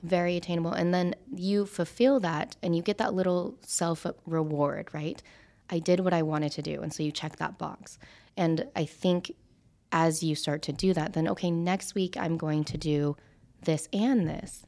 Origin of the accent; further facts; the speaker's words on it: Idaho, United States; moved away as an adult; now in Las Vegas, United States; growing up in Idaho, I was the only Asian, even being half Asian, that was in that high school